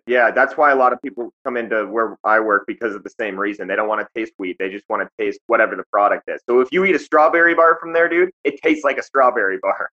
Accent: Lincoln, Montana, United States; moved away; also born or lived in Pompano Beach, Florida; I grew up in Lincoln, uh, which is a tiny ass town that nobody's ever heard of or seen on a map.

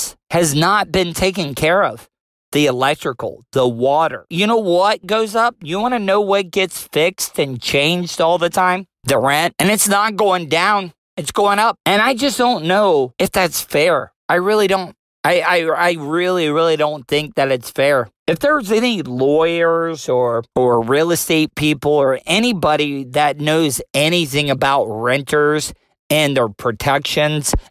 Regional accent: DeLeon Springs, Florida, United States; born and raised in DeLeon Springs, Florida

